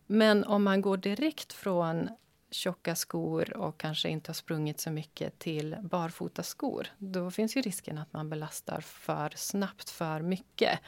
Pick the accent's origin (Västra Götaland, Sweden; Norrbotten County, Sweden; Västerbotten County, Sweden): Västerbotten County, Sweden; moved away; jag är född och uppvuxen i Västerbotten